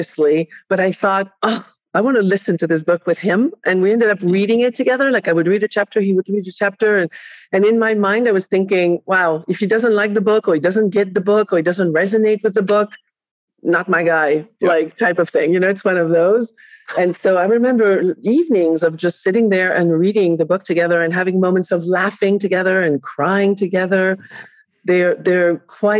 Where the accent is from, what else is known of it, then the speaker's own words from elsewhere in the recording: Barcelona, Catalonia, Spain; English is a second language; also born or lived in France; now in United States; I was raised in Barcelona, Spain, although I was born in France